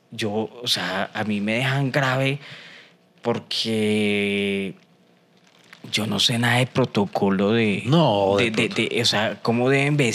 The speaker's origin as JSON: {"language": "Spanish", "country": "Colombia", "said": "la cultura autóctona de Colombia"}